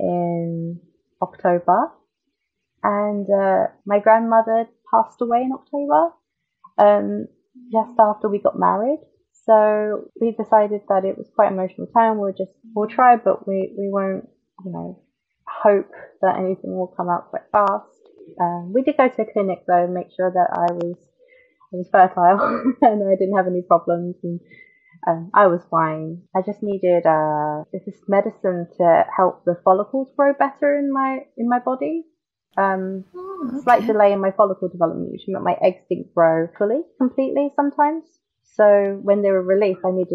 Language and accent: English; London, United Kingdom; moved away as an adult; now in Tokyo, Japan; I'm from London, and I'm 30 years old. I've lived in Japan for 6 years in February.